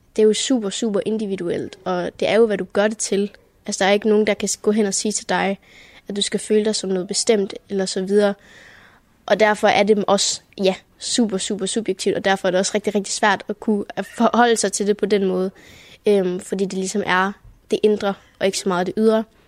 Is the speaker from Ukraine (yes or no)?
no; Germany; Vi er jo også, hvad kan man sige, del af en større tysk majoritet